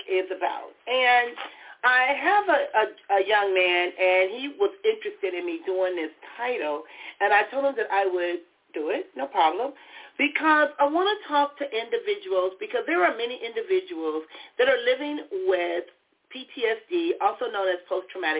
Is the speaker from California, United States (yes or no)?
yes; Compton, California, United States; growing up in Compton, there are things that happened in my life